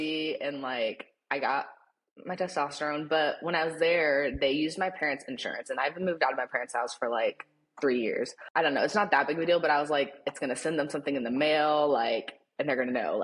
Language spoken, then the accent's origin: English; Houston, Texas, United States; I'm from Houston, Texas